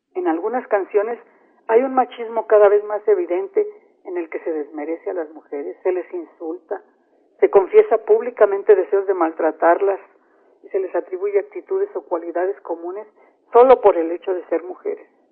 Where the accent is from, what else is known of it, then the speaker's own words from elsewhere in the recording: San Luis Potosí, Mexico; En San Luis Potosí, por ejemplo, de donde soy originaria y donde radico